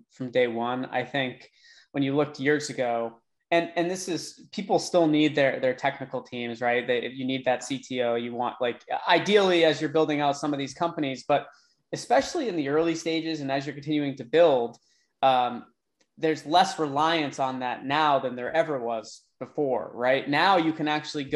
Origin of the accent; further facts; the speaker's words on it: Boston, Massachusetts, United States; now in Tampa, United States; I'm from Boston, but I live in Tampa now